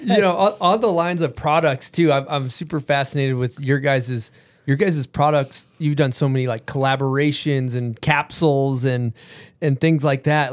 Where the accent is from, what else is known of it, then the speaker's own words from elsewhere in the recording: Massachusetts, United States; I'm from Massachusetts.